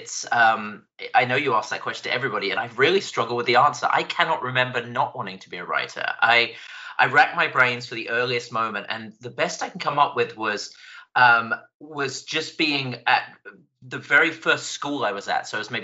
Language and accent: English; England, United Kingdom; accent: British; also born or lived in Scotland; now in United States; I was born in Scotland. I grew up in England, and I've been in the United States for 12 years now. So my accent it's just a train wreck of different vowel sounds.